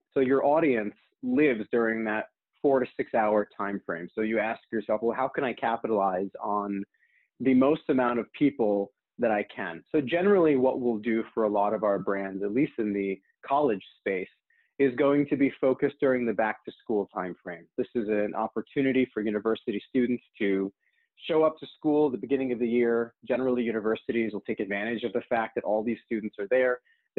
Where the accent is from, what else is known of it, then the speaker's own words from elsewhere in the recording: New York City, New York, United States; born there; also born or lived in New Jersey / California; So I was born in New York City, moved to New Jersey, from New Jersey, moved to California, from California, went back to New Jersey.